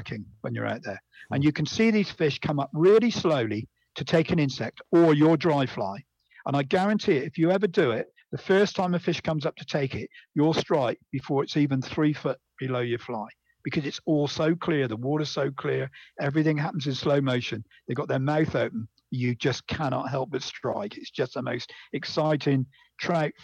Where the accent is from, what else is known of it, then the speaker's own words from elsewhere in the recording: Bridgwater, South West England, United Kingdom; I was brought up in Bridgewater in Somerset in England